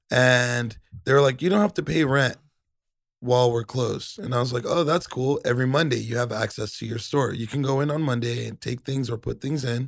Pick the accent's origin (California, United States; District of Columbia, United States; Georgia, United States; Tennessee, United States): California, United States; Pomona; I grew up in Pomona